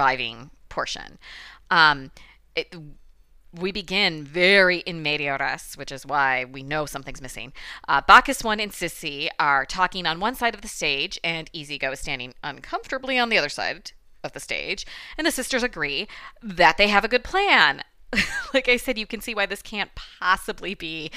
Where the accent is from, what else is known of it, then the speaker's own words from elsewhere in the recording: Michigan, United States; accent: Midwestern Michigan; my Midwestern Michigan accent